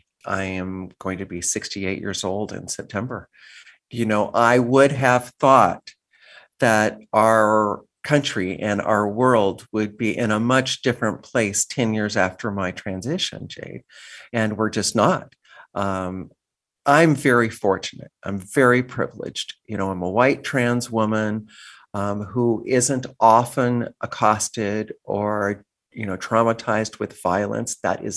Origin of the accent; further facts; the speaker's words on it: San Diego, California, United States; So I am a child of the border. I grew up here in San Diego and later graduated from San Diego State with a degree in classical guitar